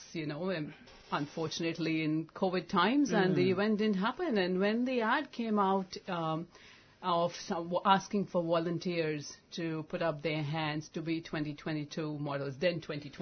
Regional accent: India; a country like India that I come from

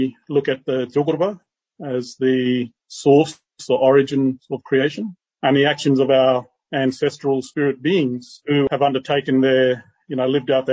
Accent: Leonora, Western Australia, Australia; I'm in my hometown of Leonora. We are out in the deserts of Western Australia

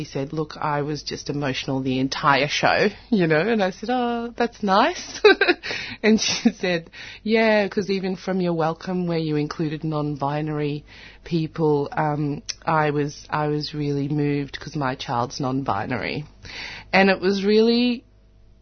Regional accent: Australia; growing up in Australia

